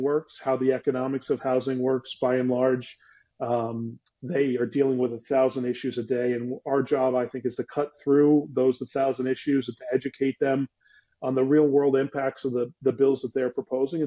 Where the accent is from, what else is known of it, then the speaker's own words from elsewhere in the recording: Philadelphia, Pennsylvania, United States; moved away; I was from Philadelphia, suburbs of Philadelphia